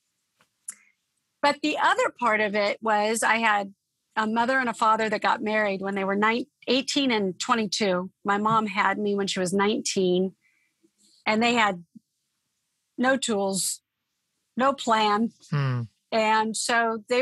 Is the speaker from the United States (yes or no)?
yes; Torrance, California, United States; also born or lived in Oakland, California; I grew up in the South Bay area of California. So I'm a Southern California girl. And I was born in Oakland, California, but moved when I was a baby to the Torrance area and South Bay area.